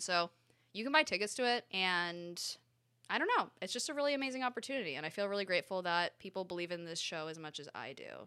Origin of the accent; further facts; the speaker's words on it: Connecticut, United States; I grew up in Connecticut